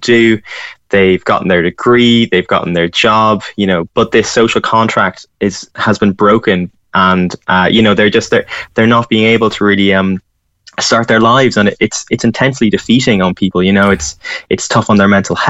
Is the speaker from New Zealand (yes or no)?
no; County Louth, Ireland; moved away as an adult; also born or lived in Cork; now in Dublin, Ireland; I'm from Louth